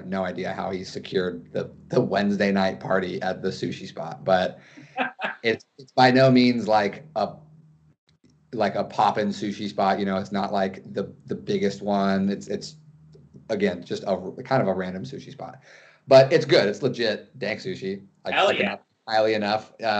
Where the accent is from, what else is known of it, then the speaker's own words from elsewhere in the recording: Carlsbad, California, United States; We're all from North County, so like, I guess we're all from Carlsbad. But, you know, Encinitas, Carlsbad, Leucadia, it's all one and the same.